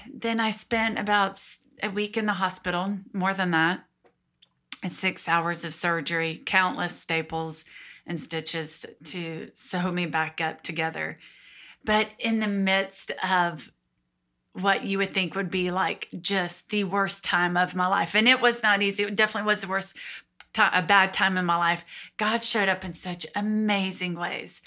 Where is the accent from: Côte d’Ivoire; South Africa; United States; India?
United States; Georgia; born and raised in Georgia. So lived here my whole life.